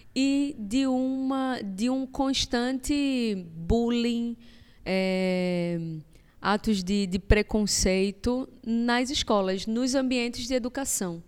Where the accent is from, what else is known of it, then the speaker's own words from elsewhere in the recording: Brazil; eu nasci aqui bem pertinho, no Vasco da Gama